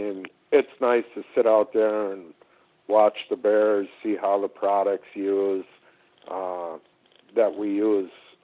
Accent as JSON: {"language": "English", "region": "Midwest", "country": "United States", "tie": "born or raised there", "moved": "yes", "lives_now": "Alaska, United States", "said": "growing up in the Midwest, I did a lot of bow hunting down there"}